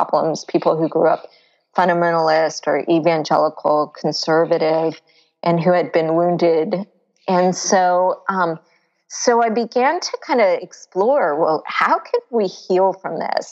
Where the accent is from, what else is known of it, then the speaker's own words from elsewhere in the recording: Florida, United States; I grew up in Florida near the beach